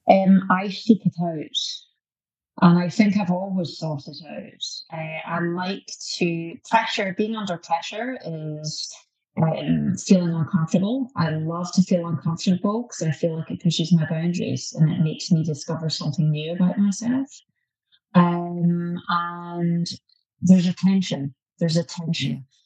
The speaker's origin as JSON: {"language": "English", "region": "Scotland", "country": "United Kingdom", "said": "the Calvinistic aspect uh, of my DNA being Scottish."}